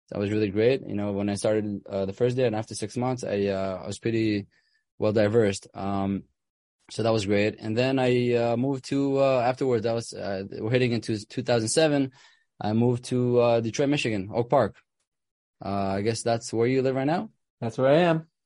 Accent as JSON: {"language": "English", "town": "Ra'anana", "region": "Central District", "country": "Israel", "tie": "born or raised there", "said": "I grew up with him in Ranana in Israel."}